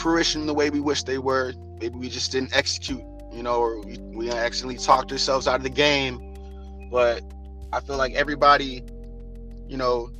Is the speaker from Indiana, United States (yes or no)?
yes; East Chicago, Indiana, United States; hail from Northwest Indiana. Specifically East Chicago, no Chicago relation.